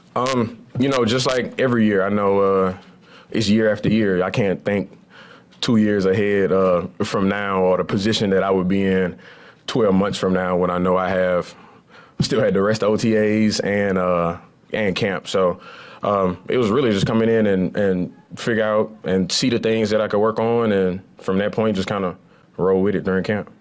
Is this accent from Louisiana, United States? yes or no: yes; Lafayette, Louisiana, United States; moved away; I grew up in Lafayette, Louisiana